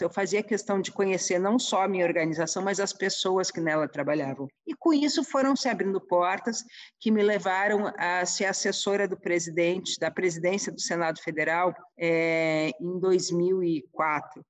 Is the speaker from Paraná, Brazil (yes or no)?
no; Porto Alegre, Rio Grande do Sul, Brazil; moved away as an adult; also born or lived in Ijuí, Brazil; now in Brasília, Brazil; eu sou gaúcha, é, nasci em Porto Alegre